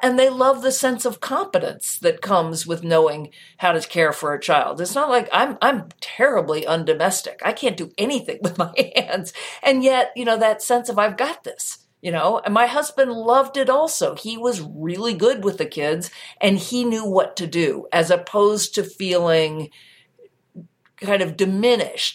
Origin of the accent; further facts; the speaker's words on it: United States; as an American